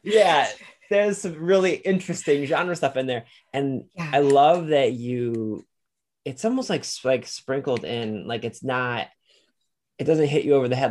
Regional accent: Lorain, Ohio, United States; I grew up in Lorain, Ohio

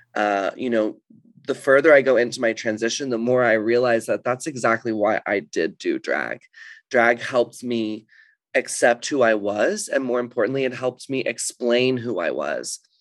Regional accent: Dallas, Texas, United States; moved away as an adult; also born or lived in Los Angeles; now in London, United Kingdom; I grew up in Texas

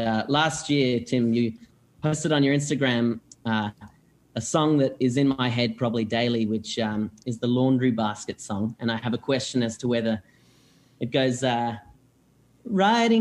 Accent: Melbourne, Victoria, Australia; I'm from Melbourne

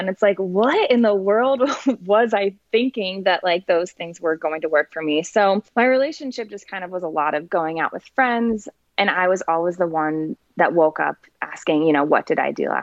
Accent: Indianapolis, Indiana, United States; moved away as an adult; now in Denver, United States; I'm from Indianapolis, Indiana, and I just moved to Denver in October.

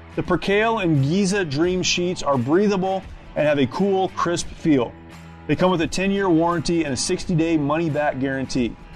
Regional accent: United States; as an American

